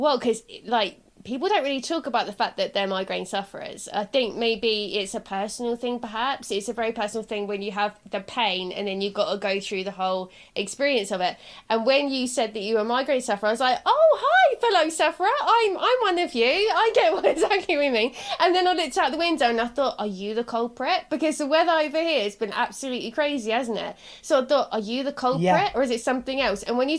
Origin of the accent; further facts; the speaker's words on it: Southampton, South East England, United Kingdom; I'm from Southampton, but I've got like a parent that's not